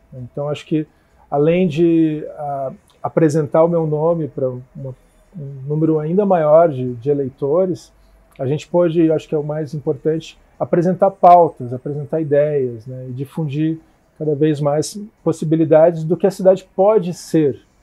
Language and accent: Portuguese; Curitiba, Paraná, Brazil; eu sou de Curitiba, né? Nasci aqui